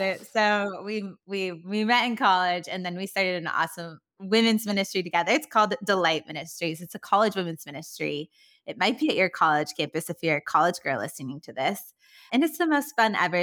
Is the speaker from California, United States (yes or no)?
yes; California, United States; accent: Valley Girl; now in Nashville, United States; I grew up in California, but haven't lived there for so many years, and I'm still holding on to my Valley Girl accent